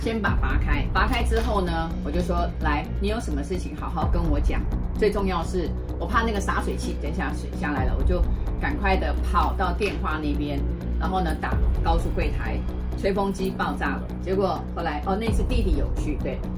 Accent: Taiwan; 我是台湾来的

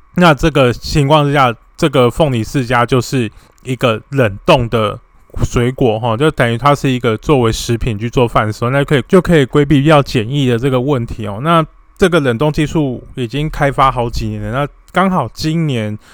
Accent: Taiwan; 我们台湾人

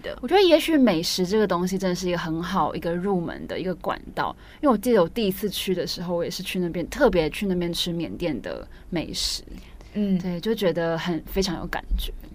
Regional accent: Taiwan; 身为台湾人，就是这个时代的台湾人

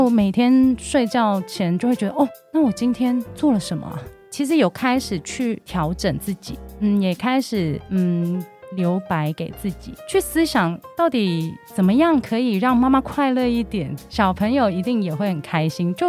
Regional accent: Hong Kong; 我现在是全职妈妈，我有两个男孩，一个五岁，一个九岁。那我是香港人，

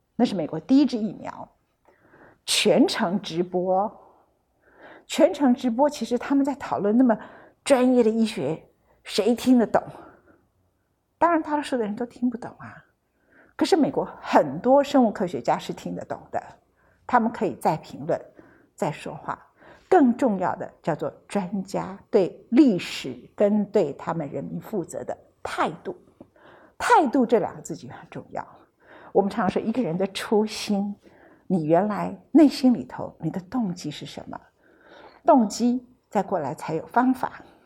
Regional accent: Taiwan; 我其实不太认得我们的国家跟领导者怎么回事

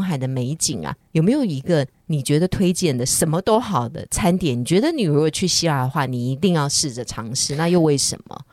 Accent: Taiwan; 是我们台湾人太努力了

